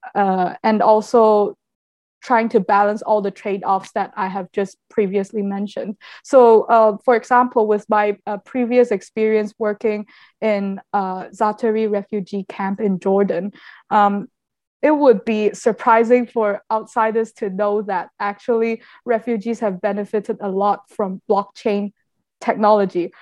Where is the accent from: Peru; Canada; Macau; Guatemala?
Macau; I'm a a local citizen from Macau.